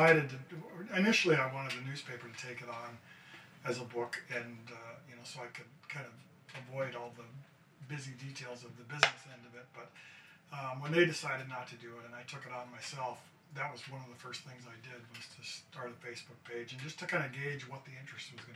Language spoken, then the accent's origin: English; Duluth, Minnesota, United States; I grew up in Duluth